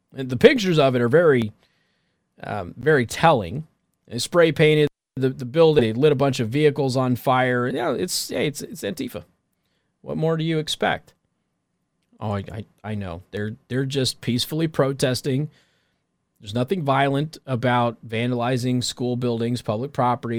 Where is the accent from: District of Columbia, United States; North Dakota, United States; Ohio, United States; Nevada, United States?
Nevada, United States; Las Vegas; my hometown, Las Vegas, Clark County particularly